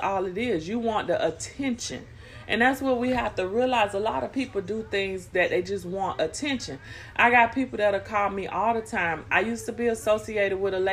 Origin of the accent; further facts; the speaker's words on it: Florida, United States; I just said Florida.